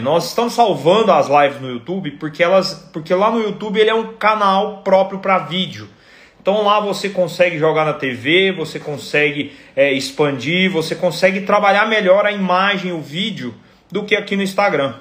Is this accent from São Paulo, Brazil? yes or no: no; Goiânia, Goiás, Brazil; eu sou de Goiânia